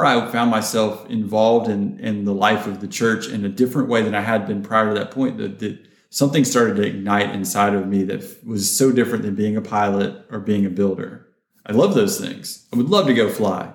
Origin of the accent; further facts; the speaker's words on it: Georgia, United States; also born or lived in Florida; now in Texas, United States; I'm from Georgia. I've lived in Florida. Now I'm in Texas.